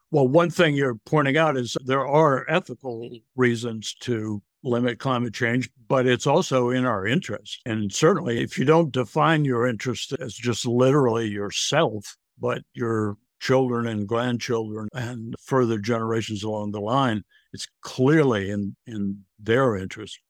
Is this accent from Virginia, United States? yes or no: yes; Virginia, United States; now in England, United Kingdom; I grew up in Virginia. I live in England now